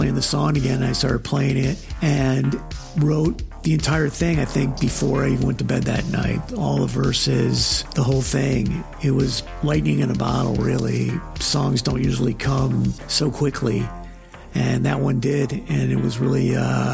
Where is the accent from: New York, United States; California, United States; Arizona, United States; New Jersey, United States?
California, United States; Los Angeles; I'm from the Los Angeles area